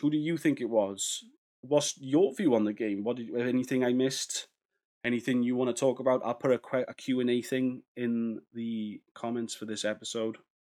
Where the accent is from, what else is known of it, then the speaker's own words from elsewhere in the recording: Wales, United Kingdom; as a Welshman